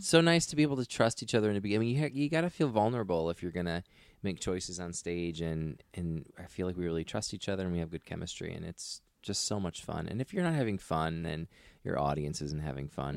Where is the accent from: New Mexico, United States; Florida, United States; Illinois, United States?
Illinois, United States; Aurora; moved away as an adult; now in Los Angeles, United States; I'm from Aurora, Illinois.